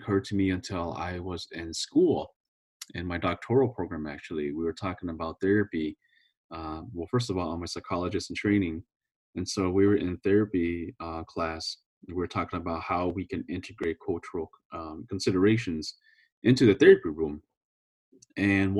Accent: California, United States; now in Minnesota, United States; I'm originally from California

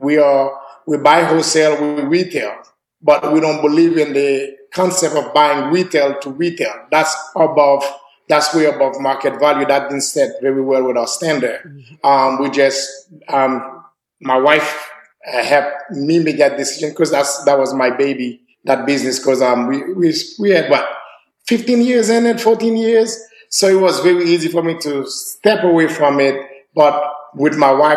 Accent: Haiti; now in Nashville, United States; I'm from Haiti

